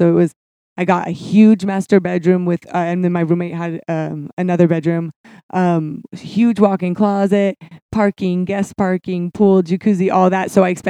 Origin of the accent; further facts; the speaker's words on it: Santa Barbara, California, United States; Santa Barbara. I lived there till I was about 10-ish or 11. And then we moved in the desert. I never tell anybody that. But the middle of the desert, it's called California City.